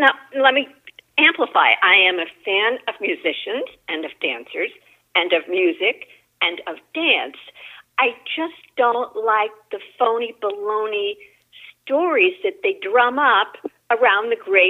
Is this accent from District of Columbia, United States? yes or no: yes; Washington, District of Columbia, United States; So I grew up in Washington, D.C. I was born and raised here. And on mom's side, I'm a fifth generation Washingtonian. And we go way back. Unfortunately, we go way back on the wrong side of town